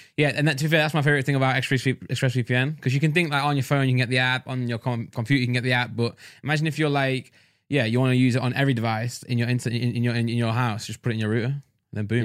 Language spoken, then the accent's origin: English; Nottingham, East Midlands, United Kingdom; accent: East Midlands; I'm from Not, Nottingham.